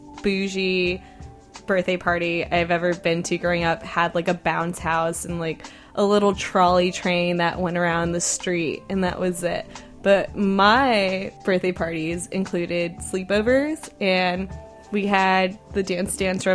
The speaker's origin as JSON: {"language": "English", "town": "Fort Lauderdale", "region": "Florida", "country": "United States", "tie": "born or raised there", "also_born_or_lived": "Bay Area, California", "moved": "as an adult", "lives_now": "San Francisco Bay Area, United States", "said": "I grew up in South Florida, in Fort Lauderdale, more specifically, and I'm first generation American."}